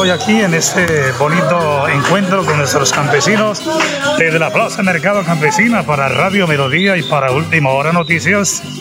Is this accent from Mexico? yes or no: no; Páramo, Santander, Colombia; nosotros que somos del municipio del Páramo, en la salud, ahí en la vía San Charalá, Vereda Pedregal Bajo